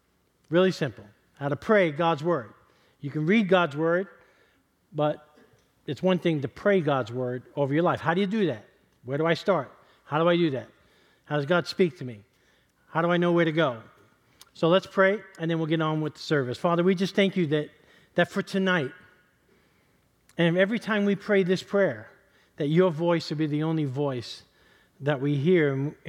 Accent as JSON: {"language": "English", "town": "East Harlem", "region": "New York", "country": "United States", "tie": "born or raised there", "said": "I want to dedicate tonight's service to a buddy of mine that I grew up with in East Harlem."}